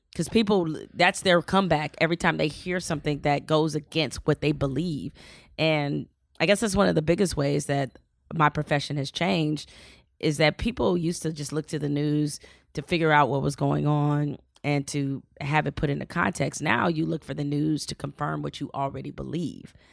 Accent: Detroit, Michigan, United States; moved away as an adult; also born or lived in Raleigh; I grew up in Detroit

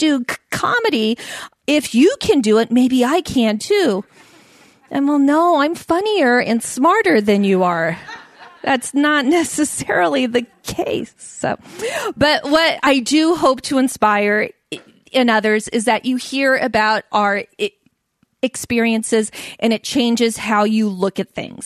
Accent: Alameda, California, United States; also born or lived in San Leandro, California; I grew up in Alameda and in San Leandro

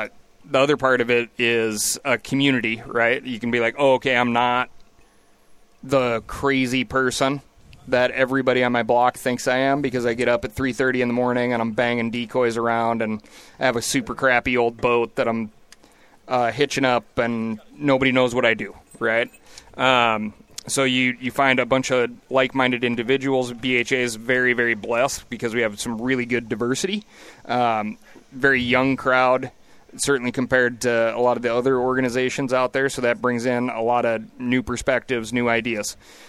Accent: Montana, United States; always call it Bozangeles these days because it's just, like, an exploding, crazy rate of growth for my home state.

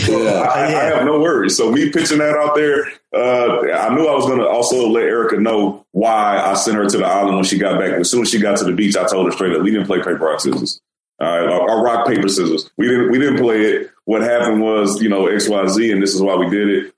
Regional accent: Houston, Texas, United States; I'm from Houston

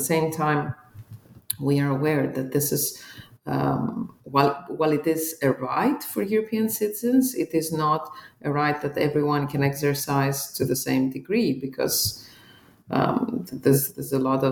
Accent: Greece; both Ruby and I come from Greece

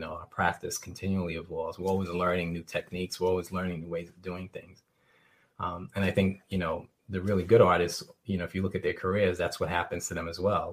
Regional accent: New York City, New York, United States; a, young uh, young uh, teenager growing up in New York City

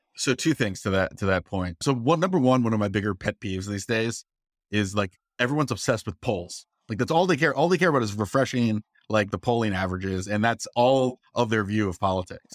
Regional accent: Virginia, United States; I'm from Virginia

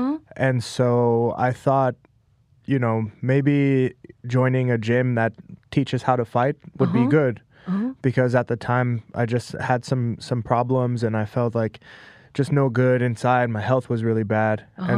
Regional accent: Las Vegas, Nevada, United States; also born or lived in Los Angeles / Thailand; now in New York, United States; I was born in Los Angeles, but at a very young age, we moved to Las Vegas.

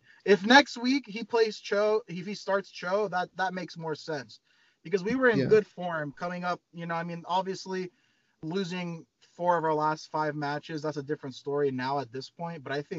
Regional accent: United States; for me as an American fan

